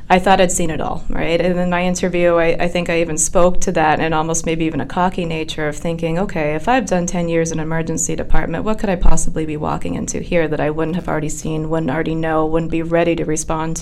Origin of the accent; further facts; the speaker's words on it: Orange, Massachusetts, United States; I grew up in Orange, Massachusetts, so I really haven't traveled very far.